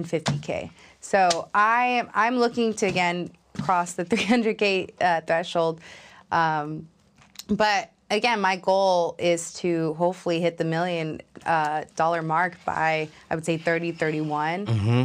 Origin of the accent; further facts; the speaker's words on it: New York, United States; now in Atlanta, United States; I recently moved during the pandemic to Atlanta, Georgia.